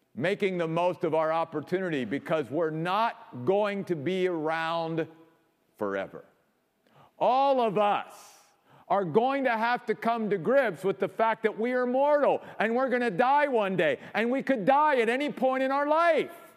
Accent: Maryland, United States; moved away; also born or lived in New York; my home state of Maryland

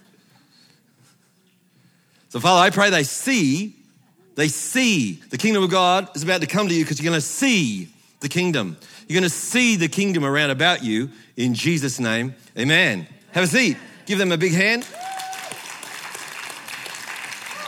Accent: Australia; I'm Australian

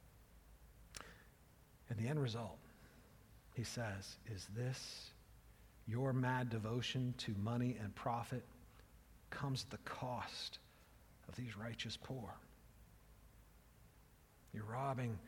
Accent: United States; I'm an American

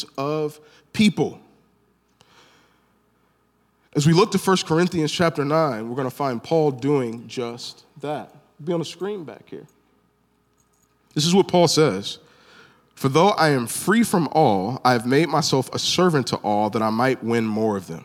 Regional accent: Northeast Ohio, United States; also born or lived in Birmingham, Alabama (family origin); I'm an African American from Northeast Ohio

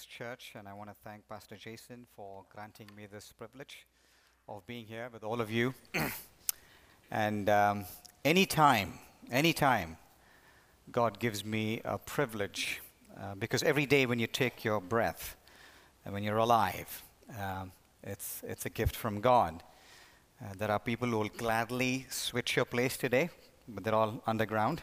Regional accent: India; moved away as an adult; now in United States; the church in which I grew up in India

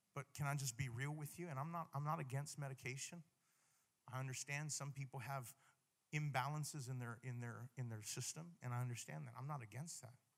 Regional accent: Hawaii, United States; I'm from Hawaii

